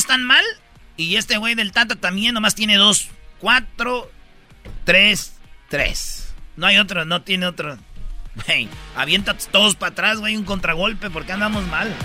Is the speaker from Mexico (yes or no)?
yes; Mexico; Yo soy mexicano